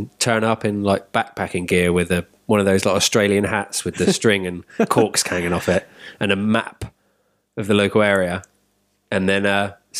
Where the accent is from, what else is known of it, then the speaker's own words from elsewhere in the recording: England, United Kingdom; we're English